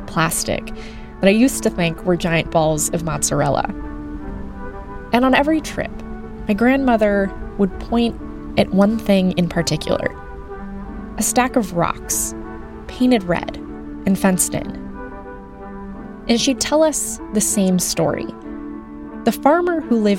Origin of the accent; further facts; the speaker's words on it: United States; I grew up in the United States